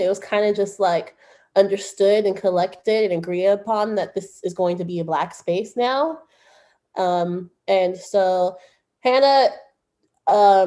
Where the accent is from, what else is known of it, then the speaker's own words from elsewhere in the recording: Oakland, California, United States; I'm from Oakland